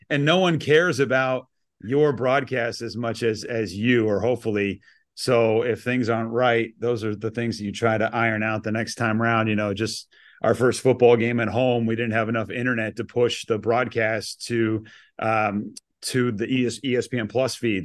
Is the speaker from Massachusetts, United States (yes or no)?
yes; Shelburne Falls, Massachusetts, United States; also born or lived in Richmond, Virginia; I grew up in Western Mass, small town, ninety-nine kids in my graduating class